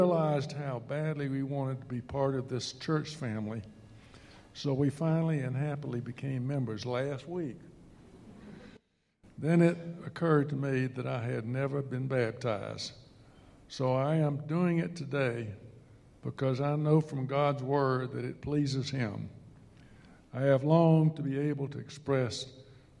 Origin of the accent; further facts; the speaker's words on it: Tallahassee, Florida, United States; I grew up in Tallahassee